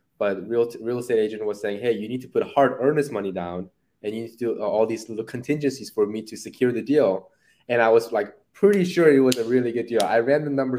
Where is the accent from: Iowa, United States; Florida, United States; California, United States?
California, United States; Irvine; I grew up there, middle school, high school, and a little bit of college